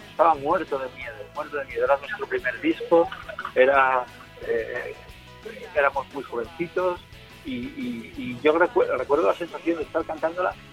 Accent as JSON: {"language": "Spanish", "country": "Spain", "said": "yo soy de aquí, soy español, más obvio"}